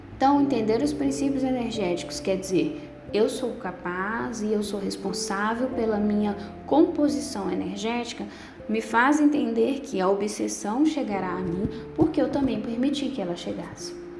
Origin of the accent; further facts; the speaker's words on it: Bocaiúva, Minas Gerais, Brazil; Sou da cidade de Bocaiúva, Minas Gerais.